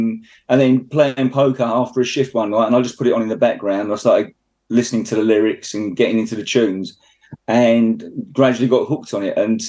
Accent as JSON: {"language": "English", "region": "London", "country": "United Kingdom", "tie": "born or raised there", "moved": "yes", "lives_now": "Biggleswade, United Kingdom", "said": "Okay, I'm a London cab driver, born and bred in London, and now working as a black cab driver, and have been for the last 32 years."}